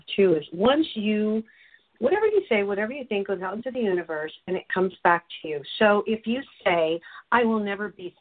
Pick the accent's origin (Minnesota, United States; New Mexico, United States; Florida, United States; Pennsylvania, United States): New Mexico, United States; I'm from New Mexico